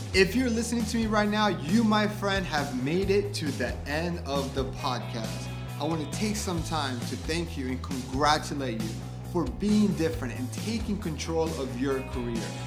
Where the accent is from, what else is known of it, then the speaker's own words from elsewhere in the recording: Colombia; moved away; I was from Colombia